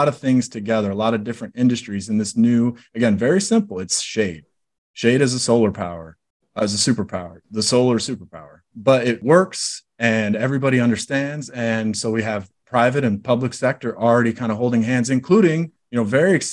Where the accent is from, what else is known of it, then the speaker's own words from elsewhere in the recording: Illinois, United States; I'm an Illinois guy